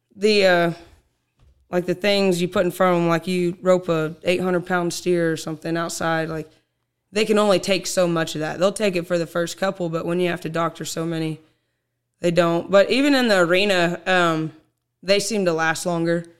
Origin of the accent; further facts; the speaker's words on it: Lenapah, Oklahoma, United States; I was born and raised in Lenapaw, Oklahoma